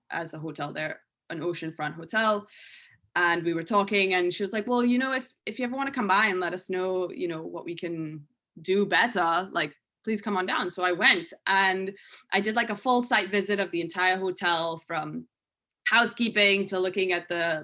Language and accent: English; Trinidad & Tobago; moved away as an adult; now in United States; I'm from Trinidad and Tobago. So when I left Trinidad, you know, I moved to the States when I was 18